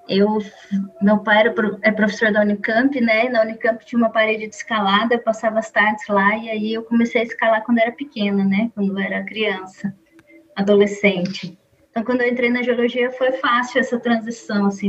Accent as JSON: {"language": "Portuguese", "town": "Campinas", "region": "São Paulo", "country": "Brazil", "also_born_or_lived": "Portugal", "moved": "as an adult", "lives_now": "Goiânia, Brazil", "said": "Quando passei na UFG em 2016, mudei para Goiânia, eu sou de Campinas, São Paulo"}